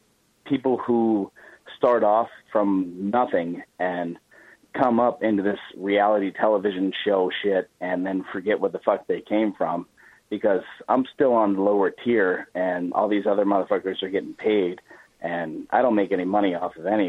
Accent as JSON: {"language": "English", "town": "Las Vegas", "region": "Nevada", "country": "United States", "tie": "born or raised there", "said": "I'm born and raised in Las Vegas"}